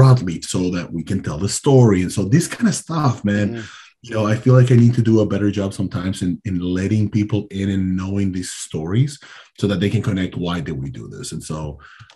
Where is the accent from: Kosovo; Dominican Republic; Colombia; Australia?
Dominican Republic; moved away; I am from the Caribbean